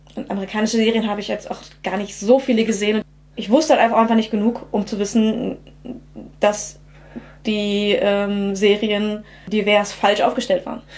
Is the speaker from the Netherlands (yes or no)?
no; Germany; ich in einer deutschen Kleinstadt aufgewachsen bin